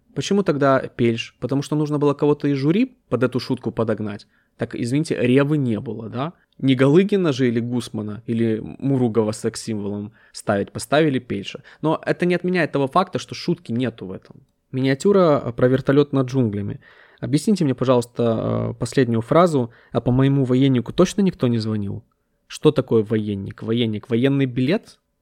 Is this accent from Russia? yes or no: no; Ukraine; я из Украины